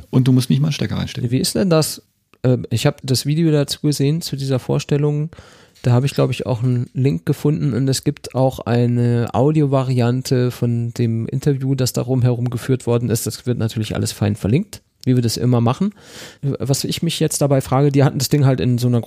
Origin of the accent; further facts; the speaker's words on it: North Rhine-Westphalia, Germany; Bei, bei uns im Pott, da sagt man dazu. Katzenwurf.